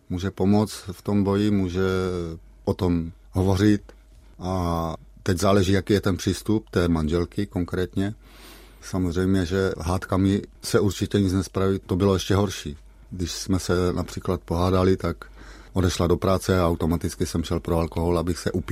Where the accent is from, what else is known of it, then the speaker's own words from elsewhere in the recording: Šternberk, Olomouc Region, Czechia; born there; Já jsem se narodil ve Šternberku, maminka potom bydlela v Lomouci, maminka mě měla za svobodná